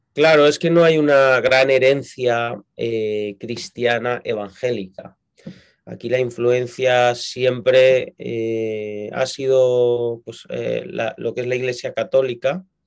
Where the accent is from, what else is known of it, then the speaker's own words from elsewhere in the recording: Madrid, Community of Madrid, Spain; yo nací en Madrid, eh, es la capital de España